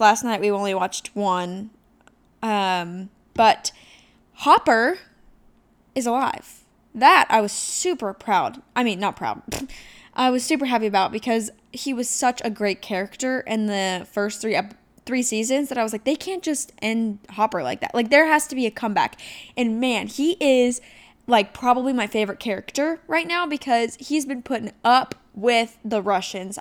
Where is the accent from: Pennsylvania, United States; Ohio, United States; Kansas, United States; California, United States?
Ohio, United States; moved away; I came from Ohio. So I, uh, I lived in a pretty rural area that was really small. You knew everybody around. Their moms went to s, high school with my mom type deal